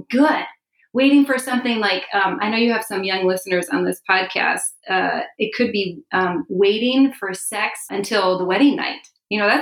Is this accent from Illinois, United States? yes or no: yes; Chicago, Illinois, United States; moved away as an adult; also born or lived in Philadelphia area; now in Philadelphia, United States; I'm a transplant from Chicago, but my husband and I moved here about 5 years ago